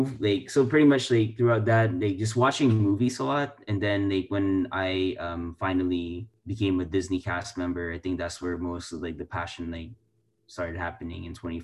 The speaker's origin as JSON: {"language": "English", "country": "Philippines", "tie": "born or raised there", "moved": "yes", "lives_now": "United States", "said": "I grew up in the Philippines, this is my background"}